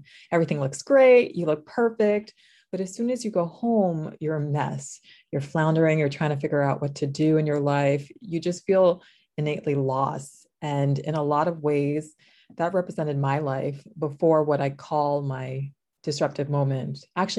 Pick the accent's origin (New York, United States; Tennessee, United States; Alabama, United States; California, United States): New York, United States; moved away; I'm originally from New York. You really can't hear it from the accent because I've been away from New York for a couple years now.